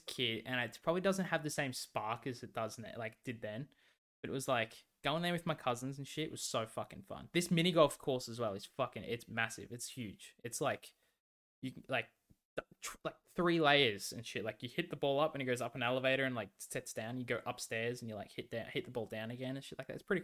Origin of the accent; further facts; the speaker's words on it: Victoria, Australia; like everyone from my hometown, like a lot of people went to this caravan park